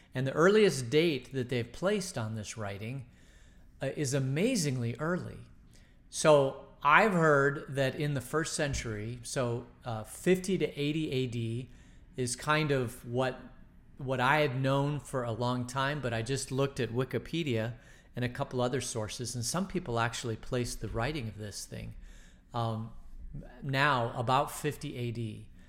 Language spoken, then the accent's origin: English; United States; we, we as American Christians